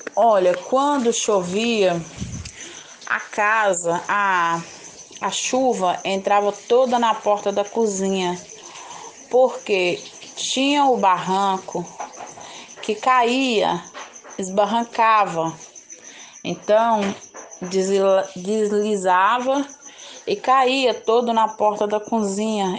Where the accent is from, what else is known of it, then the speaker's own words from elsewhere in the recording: Governador Valadares, Minas Gerais, Brazil; also born or lived in São José da Safira, Minas Gerais; Porque eu vim para cá, para Valadares, eu sou de São José de Safira. Eu nasci, eu nasci lá, vim para cá, eu tinha dois anos de idade